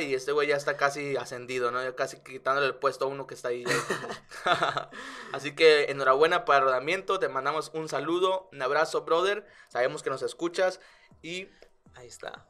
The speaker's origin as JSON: {"language": "Spanish", "country": "Mexico", "said": "somos mexicanos."}